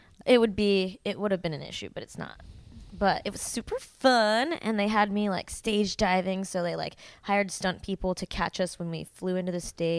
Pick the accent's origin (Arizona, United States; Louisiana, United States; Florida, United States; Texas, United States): Arizona, United States; moved away as an adult; also born or lived in Tempe, Arizona; now in Long Beach, United States; Well, I was born and raised in Arizona. I just moved to Long Beach less than a month ago